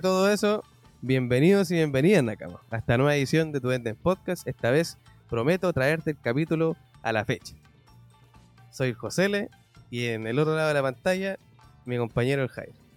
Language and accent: Spanish; Chile; somos chilenos